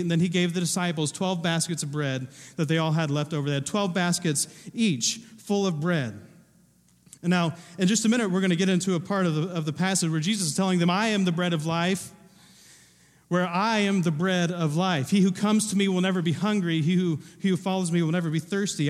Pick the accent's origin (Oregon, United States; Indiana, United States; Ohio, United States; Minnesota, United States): Ohio, United States; Southern; I wasn't born, but I was raised in Ohio. I was raised in Southern Ohio